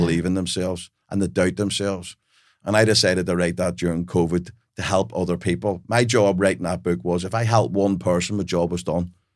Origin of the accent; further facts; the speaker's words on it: Belfast, Northern Ireland, United Kingdom; I grew up in Belfast in a house full of love, but we had, we were penniless.